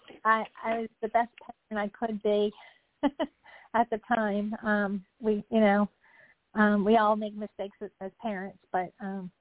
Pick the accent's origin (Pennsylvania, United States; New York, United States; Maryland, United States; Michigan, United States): Maryland, United States; accent: Southern; I'm from Maryland, and we are technically south of the Mason-Dixon line, but, no one ever told me I had a Southern accent until the first time I went to California